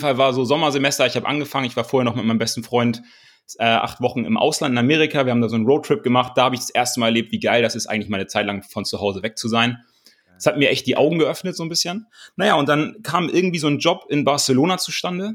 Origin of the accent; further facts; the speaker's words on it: Kiel, Schleswig-Holstein, Germany; aus dem Hohen Norden, ich komme aus Kiel, bin ähm, auf einem Bauernhof groß geworden